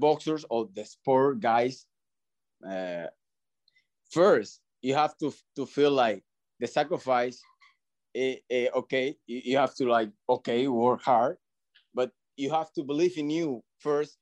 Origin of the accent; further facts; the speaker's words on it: Dominican Republic; English is a second language; now in Miami, United States; I learned English in Dominican